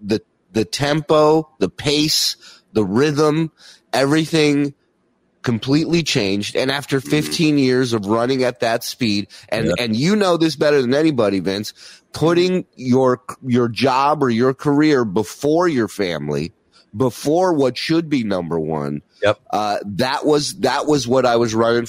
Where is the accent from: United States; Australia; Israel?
Israel; born there; I was born in Israel, right? My parents are immigrants.